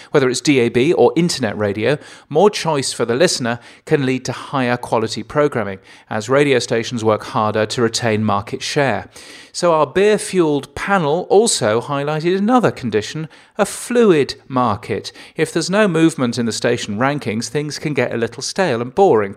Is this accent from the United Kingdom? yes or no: yes; England, United Kingdom; as an Englishman, I'm inherently lazy